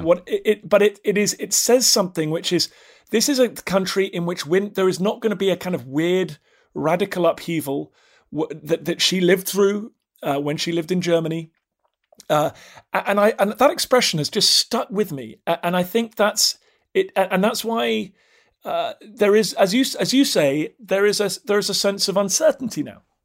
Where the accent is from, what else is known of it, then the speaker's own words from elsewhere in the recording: United Kingdom; I'm just British